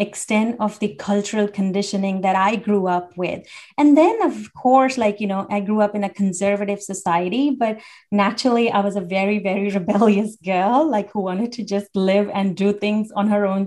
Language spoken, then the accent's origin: English; India; I grew up in India